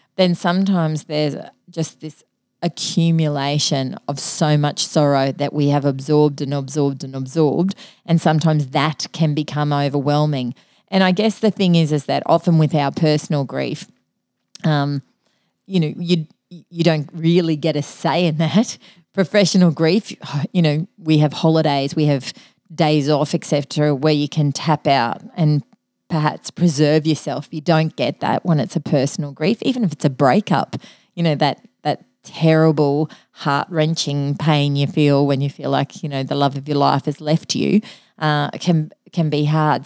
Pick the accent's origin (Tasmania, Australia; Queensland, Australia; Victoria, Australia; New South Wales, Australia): Queensland, Australia; Mackay; I grew up in Mackay and, uh, my, part of my cultural heritage is M-, Maltese.